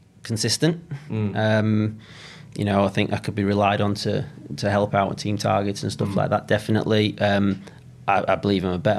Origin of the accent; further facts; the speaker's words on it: Huddersfield, Yorkshire and the Humber, United Kingdom; moved away as an adult; also born or lived in Lancaster / Manchester; I'm from Huddersfield originally. And then Lancaster, and then down into Manchester.